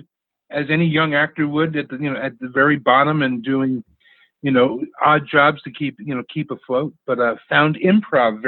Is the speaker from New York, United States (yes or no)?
yes; New York City, New York, United States; also born or lived in New Rochelle; I grew up in New York City